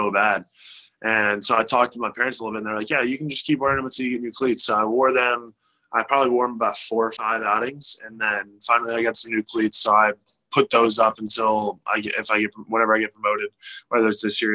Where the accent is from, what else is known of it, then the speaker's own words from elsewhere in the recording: Charlotte, North Carolina, United States; a memoir for my hometown